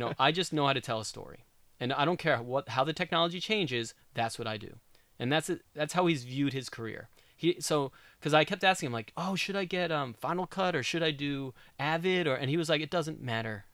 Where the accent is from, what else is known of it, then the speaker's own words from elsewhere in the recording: New York, United States; moved away as an adult; also born or lived in Southern California; now in Oregon, United States; I'm a New Yorker, I'm from the East Coast